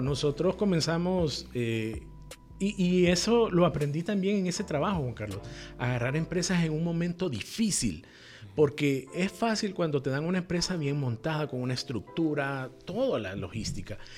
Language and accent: Spanish; Tegucigalpa, Francisco Morazán, Honduras; yo nací en Tegucigalpa eh, hace 44 años y formé mi familia y todo en, el casco urbano, en puro Tegucigalpa